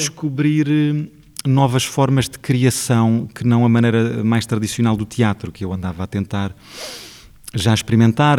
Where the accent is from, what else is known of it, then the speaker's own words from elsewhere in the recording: Portugal; o sítio de onde eu venho